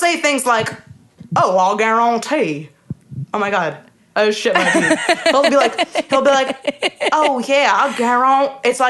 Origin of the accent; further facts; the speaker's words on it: Alabama, United States; I don't know what accent you're doing, but I'm from Alabama and I'm proper and I'm a pageant queen